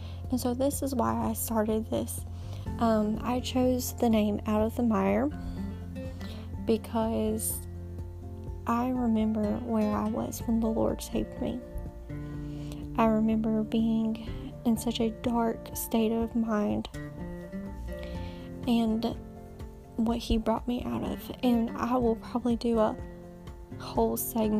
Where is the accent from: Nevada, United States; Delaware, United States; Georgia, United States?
Georgia, United States; moved away as an adult; now in North Carolina, United States; We are currently living in North Carolina, but I am from Georgia